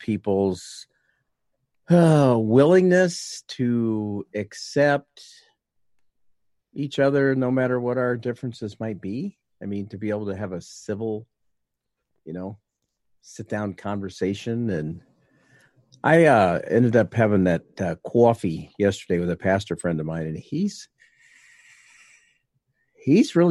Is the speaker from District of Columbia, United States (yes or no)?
no; Ames, Iowa, United States; now in Boone, United States; I've only lived in Boone since '94. I moved from Ames, which is about 15 miles east